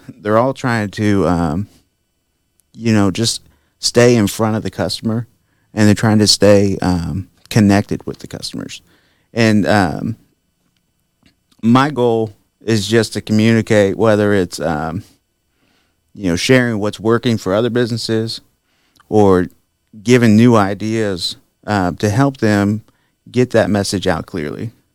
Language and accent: English; Sweetser, Indiana, United States; I grew up there in Sweetser, Indiana